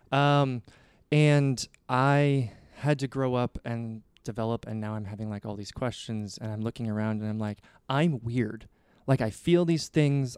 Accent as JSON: {"language": "English", "region": "Nebraska", "country": "United States", "tie": "born or raised there", "said": "I grew up in Nebraska"}